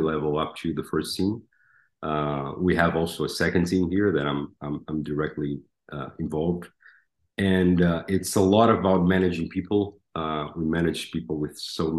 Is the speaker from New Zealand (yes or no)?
no; Brazil; moved away as an adult; now in Dallas, United States; I'm from Brazil